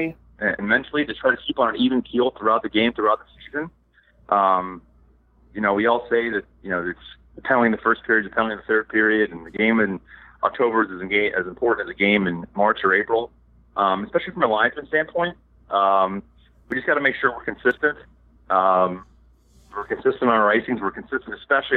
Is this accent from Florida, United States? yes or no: no; Pittsburgh, Pennsylvania, United States; I'm from Pittsburgh